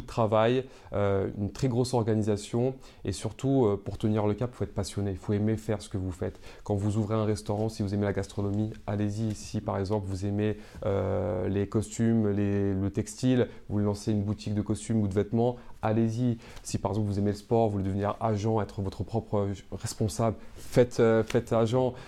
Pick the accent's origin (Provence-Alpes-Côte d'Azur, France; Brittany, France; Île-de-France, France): Île-de-France, France; Seine-Saint-Denis; j'ai grandi en Seine-Saint-Denis